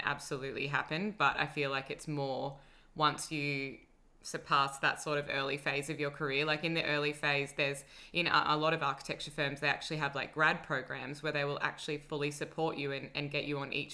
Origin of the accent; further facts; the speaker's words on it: Sydney, New South Wales, Australia; now in Melbourne, Australia; I grew up in Sydney.